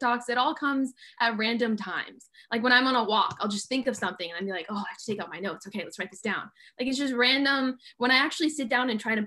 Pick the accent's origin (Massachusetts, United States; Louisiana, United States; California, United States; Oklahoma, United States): California, United States; I grew up in California. My parents are immigrants from Italy